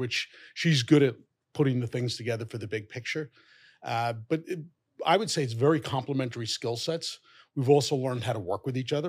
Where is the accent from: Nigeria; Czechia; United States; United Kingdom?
United States; New York City, New York; I was born and raised in Fresh Meadows, Queens.